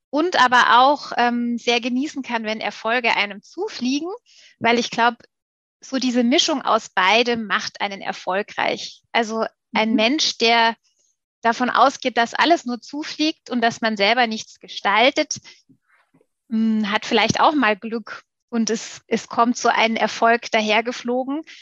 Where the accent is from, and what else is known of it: Stuttgart, Baden-Württemberg, Germany; born or raised there; moved away as an adult; also born or lived in Munich / Augsburg